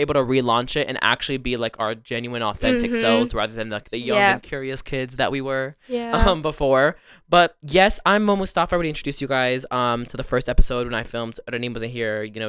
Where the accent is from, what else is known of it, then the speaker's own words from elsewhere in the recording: Amman, Amman Governorate, Jordan; now in United States; So then we went back to the Middle East and I lived in Amman, Jordan for a few years. And it was a good portion of my childhood. And then I came back to America and that's where I am today. But I lived a really good portion of my life in Jordan.